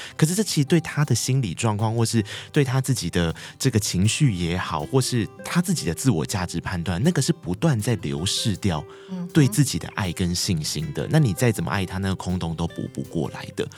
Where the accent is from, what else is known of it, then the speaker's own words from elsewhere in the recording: Taiwan; 你看我们台湾，像我们这一辈的人啊